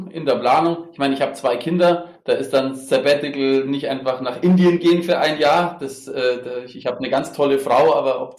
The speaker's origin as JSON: {"language": "German", "town": "Munich", "region": "Bavaria", "country": "Germany", "tie": "born there", "said": "Ja, ich bin tatsächlich gebürtiger Münchner und äh, das vielleicht, vielleicht auch ganz nett."}